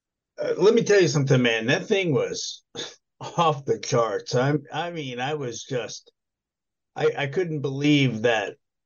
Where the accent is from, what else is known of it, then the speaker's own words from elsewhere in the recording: Texas, United States; I'm from Texas. I live in Texas.